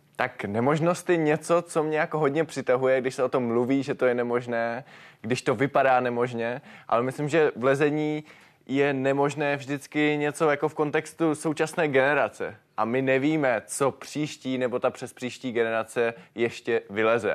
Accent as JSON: {"language": "Czech", "area": "Moravian Karst", "region": "South Moravian Region", "country": "Czechia", "said": "u nás v Moravském krasu"}